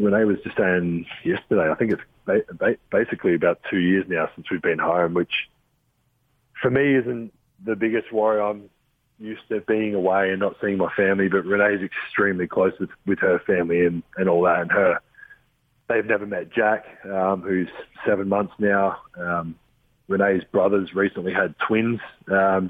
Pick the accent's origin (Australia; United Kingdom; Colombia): Australia; Adelaide, South Australia; moved away; the Adelaide 36ers, which is my hometown.